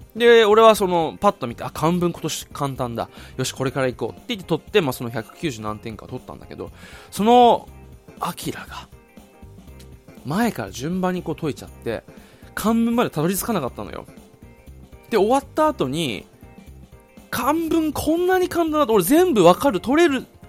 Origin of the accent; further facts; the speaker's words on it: Okinawa, Japan; 地元の沖縄県にある唯一の国公立